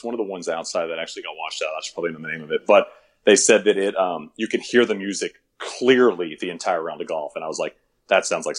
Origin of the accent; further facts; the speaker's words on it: Marshall, Texas, United States; Marshall Lakeside Country Club, which is where I grew up. It's a 9-hole course.